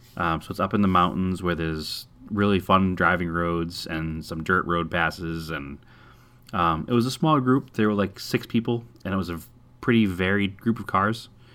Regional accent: Massachusetts, United States; now in Arizona, United States; I'm from Massachusetts

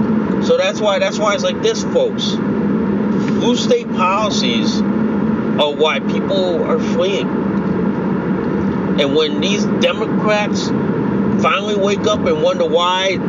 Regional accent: Connecticut, United States; In my home state of Connecticut

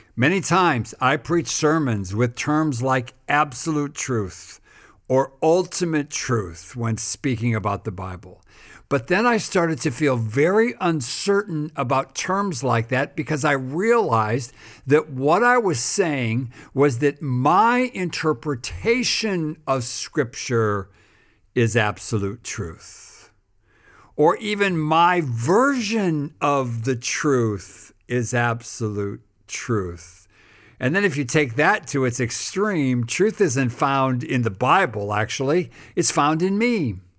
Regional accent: United States; when I was growing up in America

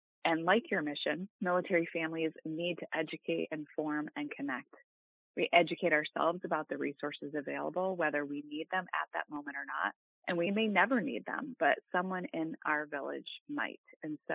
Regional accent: Massachusetts, United States; moved away as an adult; I grew up in Massachusetts

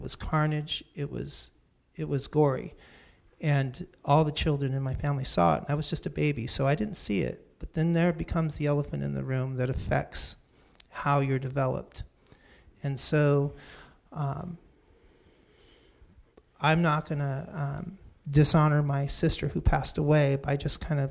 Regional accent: Santa Cruz, California, United States; born or raised there; also born or lived in San Jose

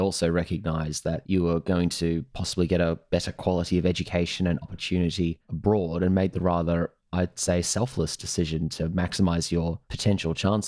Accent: Edinburgh, Scotland, United Kingdom; born there; I was born in Edinburgh and have a Scottish ancestry.

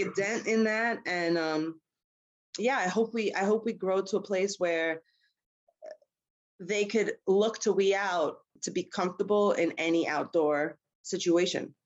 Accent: New York City, New York, United States; also born or lived in Harlem, New York / Brooklyn, New York; I grew up in in Queens, but I've always been in the city

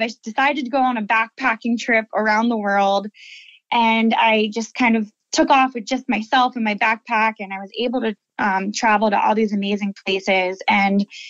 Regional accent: Lancaster, Pennsylvania, United States; I'm the 10th generation of my family to live here in Lancaster

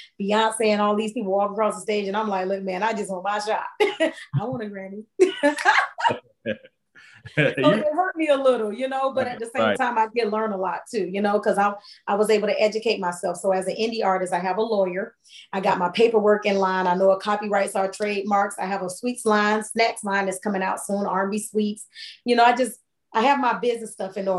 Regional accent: Hollywood, Florida, United States; moved away; Miami, where I'm originally from. I'm from Hollywood, Florida

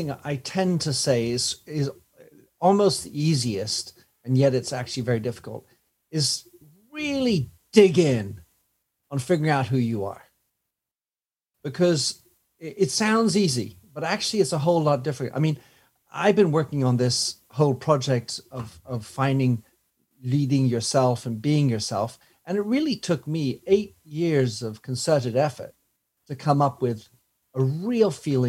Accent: France; also born or lived in Belgium / England; now in London, United Kingdom; I was born in Belgium to American parents, brought up in France, educated in England, and I have a French and a U.S. passport.

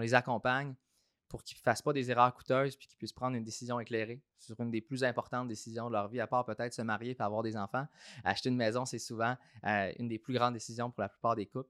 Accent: Saint-Hyacinthe, Quebec, Canada; moved away as an adult; also born or lived in Toronto / Australia; je suis originaire de Saint-Hyacinthe. Euh, j'ai grandi dans une famille modeste, travaille fort, qui, qui découle du milieu agricole à Saint-Hyacinthe

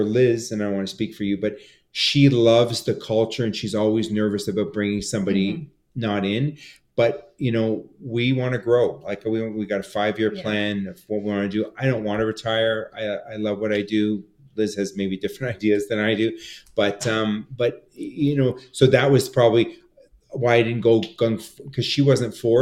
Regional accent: Canada; We're Canadian.

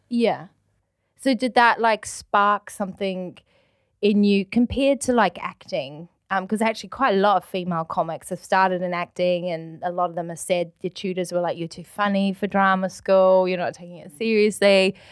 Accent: New Zealand; now in United Kingdom; true blue Kiwi

